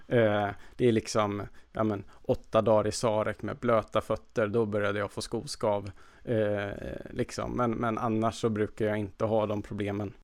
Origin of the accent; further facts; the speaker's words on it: Värmland, Sweden; moved away; jag brukar ju först fira jul med min familj hemma i Värmland